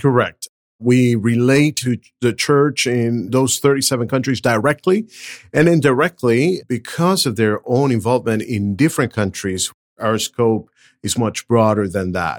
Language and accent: English; Venezuela; moved away as an adult; also born or lived in Brazil / Southern California; now in Nashville, United States; I'm originally from Venezuela, went to college in Brazil